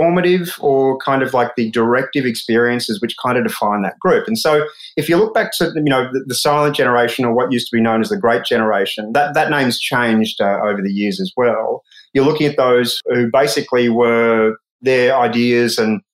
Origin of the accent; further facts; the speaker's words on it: Australia; as an Australian